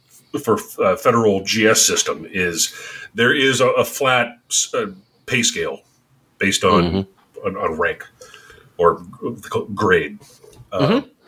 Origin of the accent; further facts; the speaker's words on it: Ohio, United States; moved away; also born or lived in Germany / California; I grew up in Ohio.